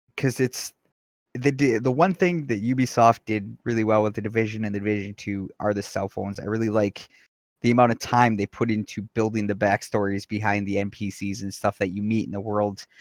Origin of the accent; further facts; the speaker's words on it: Wisconsin, United States; I am from Wisconsin.